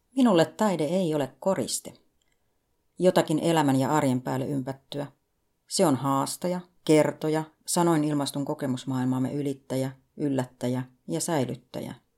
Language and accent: Finnish; Finland; Lapsuuteni Suomessa